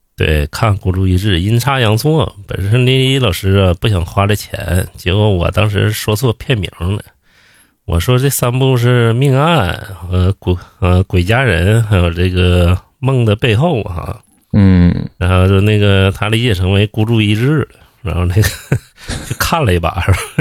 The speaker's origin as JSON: {"language": "Chinese", "region": "Northeast China", "country": "China", "moved": "yes", "lives_now": "Beijing, China", "said": "我之前在东北，我刚来北京的时候"}